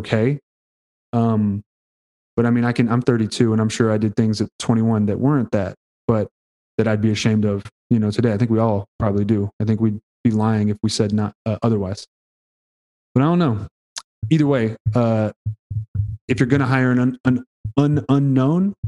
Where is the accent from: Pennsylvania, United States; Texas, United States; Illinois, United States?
Texas, United States; Houston; I'm from Houston